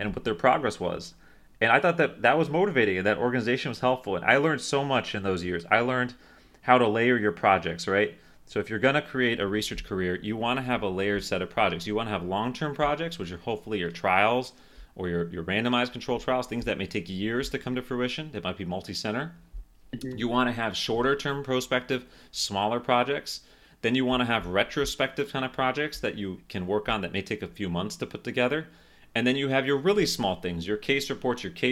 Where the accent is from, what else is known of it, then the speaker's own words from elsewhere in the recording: Miami, Florida, United States; moved away as an adult; also born or lived in Philadelphia; I'm from Florida